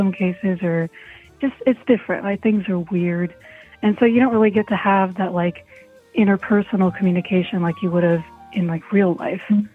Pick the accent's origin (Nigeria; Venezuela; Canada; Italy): Italy; moved away; I'm Italian, like, actually Italian, not like New York Italian, like born and raised in Italy